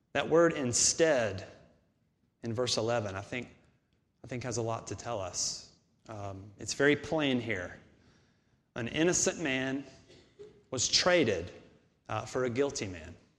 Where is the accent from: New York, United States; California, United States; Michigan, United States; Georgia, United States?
Georgia, United States; Augusta; moved away; I'm from Augusta, about two hours away from here